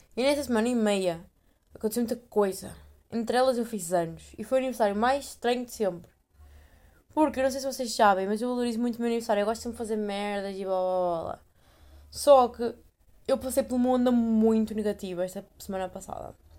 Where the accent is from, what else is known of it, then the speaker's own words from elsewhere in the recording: Portugal; moved away; minha terra é tão boa.